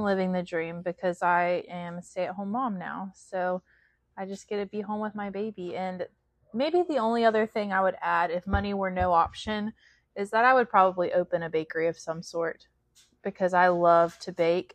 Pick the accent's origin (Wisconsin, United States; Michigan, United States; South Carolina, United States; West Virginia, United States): West Virginia, United States; We're both from West Virginia. Chance from Southern West Virginia, and I'm from, I guess, Central